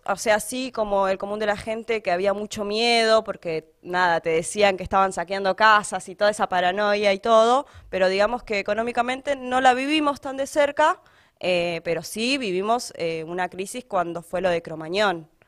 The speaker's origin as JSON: {"language": "Spanish", "town": "La Matanza", "region": "Buenos Aires Province", "country": "Argentina", "tie": "born or raised there", "also_born_or_lived": "Salta", "said": "No, es, la mayoría de mi vida la viví en La Matanza. Eh, muy chica sí viví en Salta, que fue donde yo nací. Estuve allá hasta los cuatro años. Eh, bueno, mis viejos se vinieron antes a Buenos Aires"}